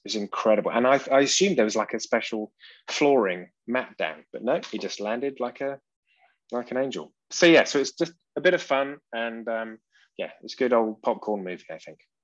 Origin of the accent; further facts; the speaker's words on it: England, United Kingdom; accent: British; moved away as an adult; now in Saxony, Germany; I'm English